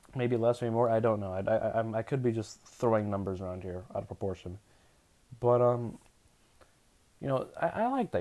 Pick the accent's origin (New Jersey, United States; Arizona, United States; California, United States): Arizona, United States; I'm from Arizona